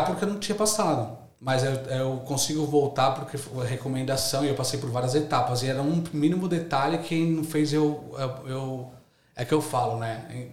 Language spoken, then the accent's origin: Portuguese; São Paulo, Brazil; moved away as an adult; now in Australia; Sou de São Paulo, São Paulo capital, Zona Leste